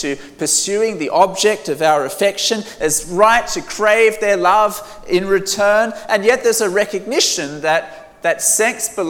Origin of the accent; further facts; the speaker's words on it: Australia; I'm from Australia